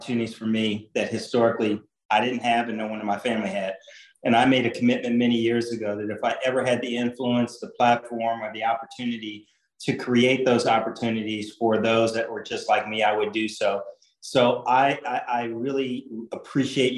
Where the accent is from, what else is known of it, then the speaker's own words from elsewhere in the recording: Indianapolis, Indiana, United States; I grew up in Indianapolis, literally 1 mile from the track